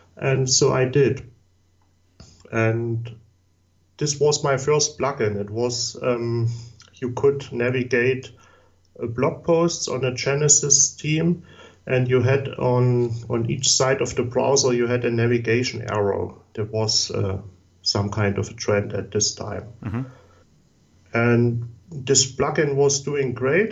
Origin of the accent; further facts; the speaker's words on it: Saxony, Germany; English is a second language; also born or lived in Chemnitz, Germany; I'm from Southeast Germany. That was the former East Germany part, and I was born in 1977.